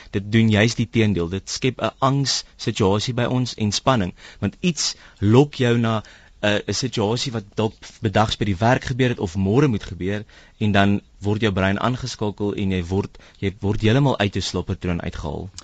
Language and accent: Afrikaans; South Africa; ons as Suid-Afrikaners